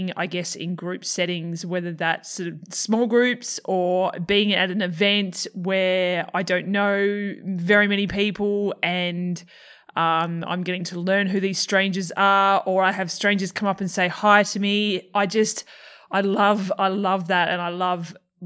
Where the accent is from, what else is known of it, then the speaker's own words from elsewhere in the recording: Australia; accent: Australian; my Australian accent